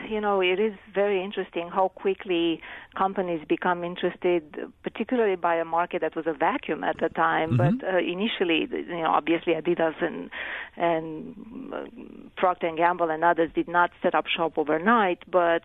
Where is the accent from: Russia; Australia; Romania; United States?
Romania; English is a second language; Well, I grew up in Romania, which was a communist country for most of my childhood. I was, in fact, 18 when the communist regime fell.